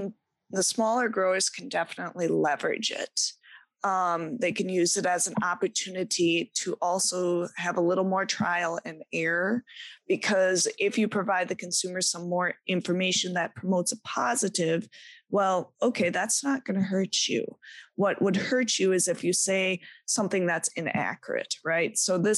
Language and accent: English; Midwest, United States; people look at me and they go, I think you're from the Midwest. You're not from here. I thought I lost my accent years ago, but not so much.